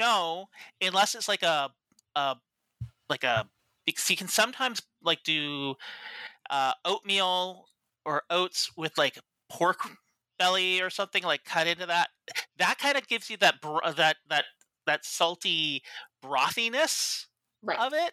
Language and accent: English; Canada; growing up in Canada